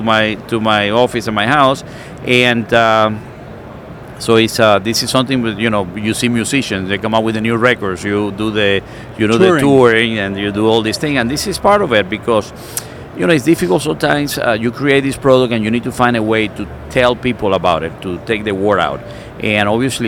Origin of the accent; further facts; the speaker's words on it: Cuba; now in United States; I come from Cuba. I was born in a communist country.